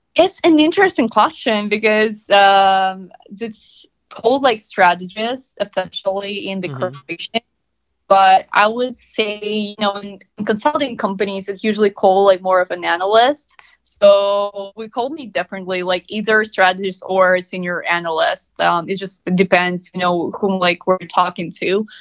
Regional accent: Russia; moved away as an adult; now in United States; I'm originally from Russia.

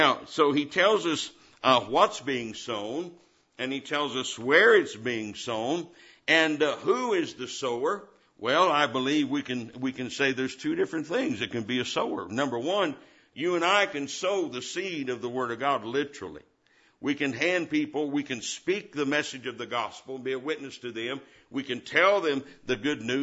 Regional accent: Indiana, United States; I was born and raised in Indiana

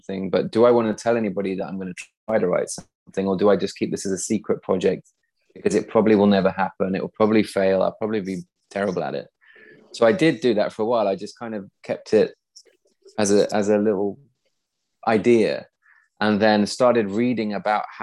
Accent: east of Nottingham, East Midlands, United Kingdom; now in Sweden; I was a really shy, awkward kid when I was growing up in the Midlands, kind of east of Nottingham.

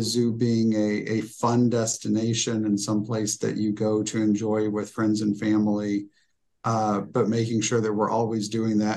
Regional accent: Decatur, Illinois, United States; I'm from Decatur, Illinois.

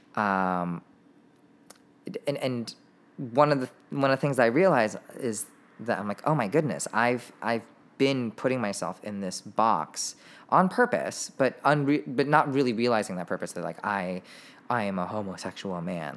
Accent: Irvine, California, United States; We grew up in Irvine.

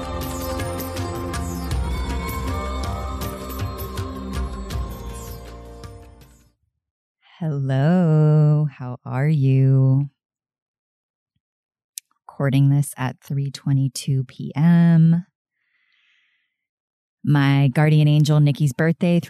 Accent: Sarasota, Florida, United States; my hometown of Sarasota, Florida

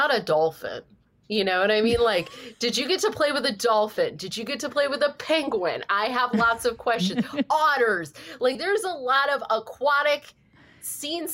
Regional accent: Ione, California, United States; the town I grew up in Northern California, it's called Ione

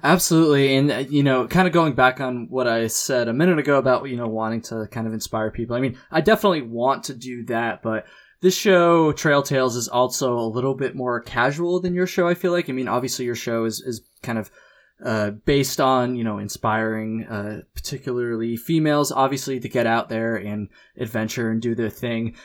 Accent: United States; I'm an American

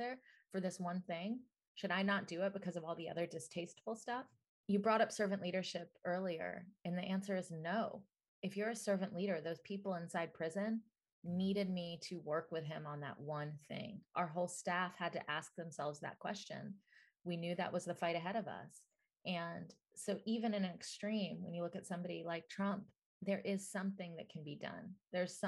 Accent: Atlanta, Georgia, United States; I grew up in Atlanta, Georgia, in the South, and my parents were immigrants.

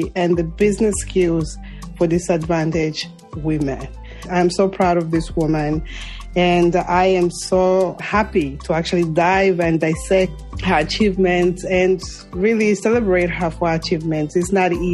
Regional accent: Zambia; moved away; Zambia, my home country

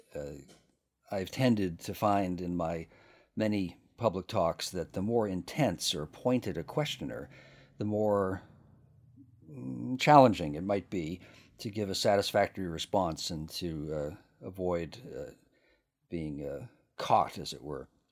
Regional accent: United States; I'm American and, and not English

